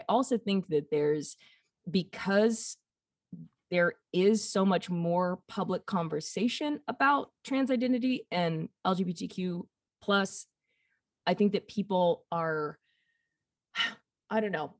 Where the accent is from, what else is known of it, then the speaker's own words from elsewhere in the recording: the South, United States; growing up in the South for such a long time and experiencing like just kind of schools of thought or like just patterns.